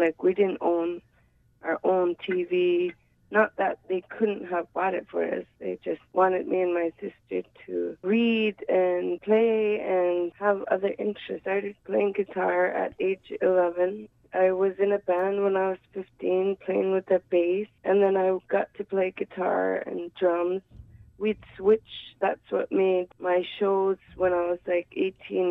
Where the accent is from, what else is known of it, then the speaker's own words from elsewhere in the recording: Sanikiluaq, Nunavut, Canada; I'm from Sanikiluwak, Nunavut, a little island in the Hudson Bay